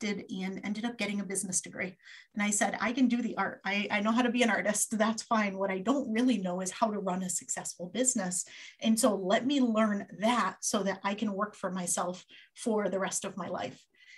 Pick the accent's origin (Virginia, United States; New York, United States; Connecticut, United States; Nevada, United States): Connecticut, United States; I grew up in Connecticut, still live here a whole lot of years later